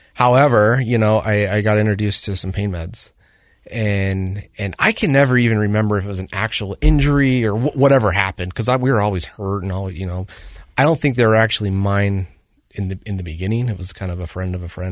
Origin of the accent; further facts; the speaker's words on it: Woods Cross, Utah, United States; also born or lived in North Salt Lake; I grew up in Woods Cross